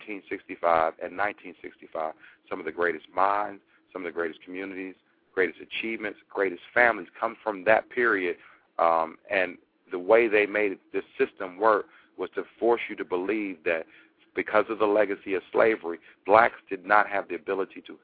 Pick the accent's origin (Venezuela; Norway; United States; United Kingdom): United States; Maryland; You know us as a Maryland folk